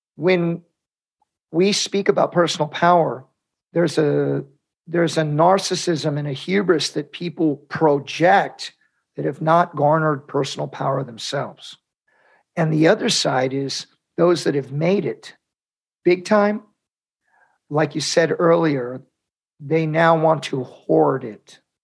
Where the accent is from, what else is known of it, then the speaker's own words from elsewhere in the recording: United States; I'm Mexican American, we're Catholics